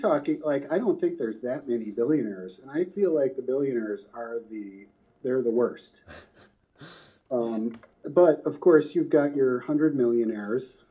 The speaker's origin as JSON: {"language": "English", "town": "Pemberville", "region": "Ohio", "country": "United States", "moved": "yes", "said": "I was coming from Pemberville, Ohio"}